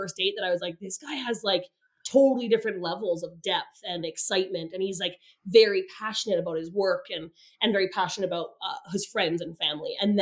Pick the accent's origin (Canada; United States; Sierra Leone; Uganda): Canada; Calgary, Alberta; I'm from the city, I'm from Calgary